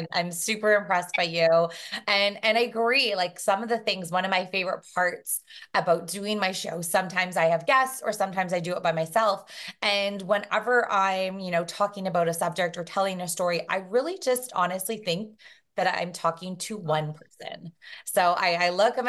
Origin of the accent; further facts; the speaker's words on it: Brampton, Ontario, Canada; also born or lived in Toronto; I grew up just outside of Toronto, so in Brampton